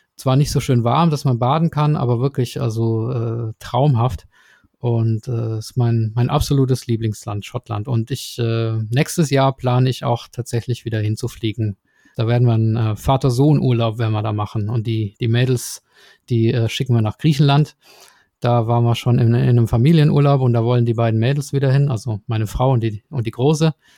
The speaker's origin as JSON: {"language": "German", "region": "Swabia", "country": "Germany", "said": "ich komme ja aus dem Schwäbischen"}